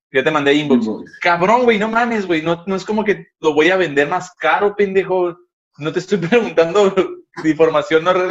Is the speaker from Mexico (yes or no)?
yes; San Quintín, Baja California, Mexico; bien lejos para San Pedro, no voy para allá. No, no voy para allá, soy, soy, soy de San Quintín.